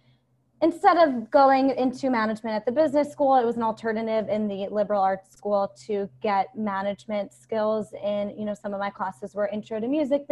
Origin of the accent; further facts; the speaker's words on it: Long Island, New York, United States; also born or lived in New Orleans; now in New York City, United States; I grew up in Long Island. I now live in New York City.